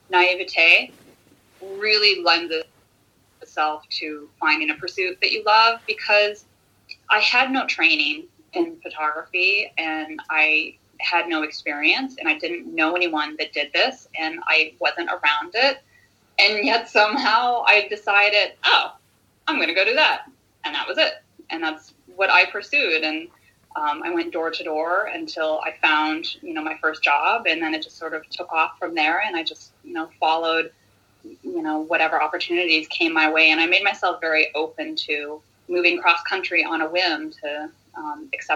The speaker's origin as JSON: {"language": "English", "region": "Midwest", "country": "United States", "tie": "born or raised there", "said": "I grew up in the Midwest in the States"}